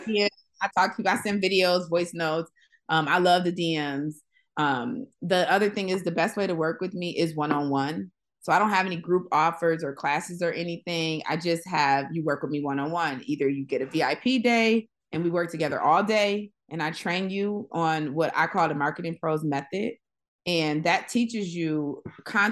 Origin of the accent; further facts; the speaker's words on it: Buffalo, New York, United States; now in Los Angeles, United States; I'm from Buffalo, New York.